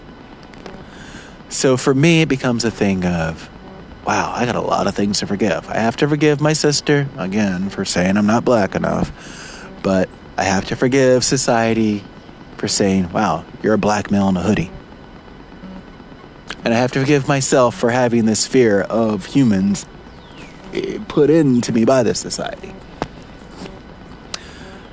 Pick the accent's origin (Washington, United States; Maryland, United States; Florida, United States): Florida, United States; Palatka; the community I grew up in. I have to forgive small town Palatka, Florida